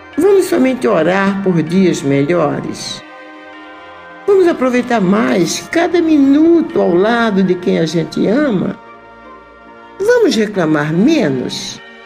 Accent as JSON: {"language": "Portuguese", "region": "North Region", "country": "Brazil", "said": "nortista como eu"}